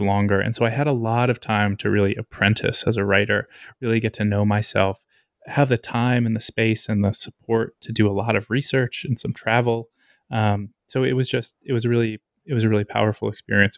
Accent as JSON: {"language": "English", "town": "Lancaster", "region": "Pennsylvania", "country": "United States", "tie": "born or raised there", "also_born_or_lived": "New York / Alabama", "moved": "as an adult", "said": "I grew up in Lancaster, Pennsylvania"}